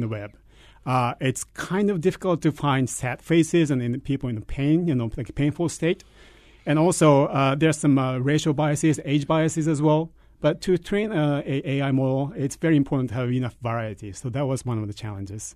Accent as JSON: {"language": "English", "country": "Japan", "tie": "born or raised there", "also_born_or_lived": "United States", "moved": "as an adult", "said": "I grew up in Japan, and I did my, uh, elementary and K twelve education there"}